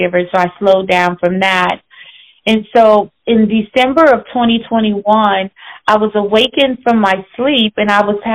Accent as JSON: {"language": "English", "town": "St. Louis", "region": "Missouri", "country": "United States", "tie": "born or raised there", "said": "I was raised partly in Illinois and St. Louis, Missouri."}